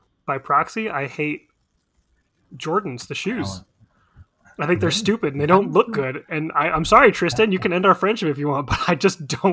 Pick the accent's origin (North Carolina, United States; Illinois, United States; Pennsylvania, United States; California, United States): California, United States; San Francisco; growing up in San Francisco